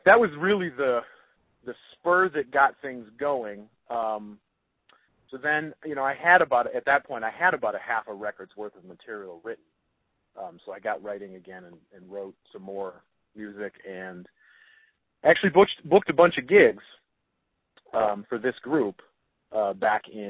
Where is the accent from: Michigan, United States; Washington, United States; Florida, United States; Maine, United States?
Michigan, United States; Detroit; born or raised there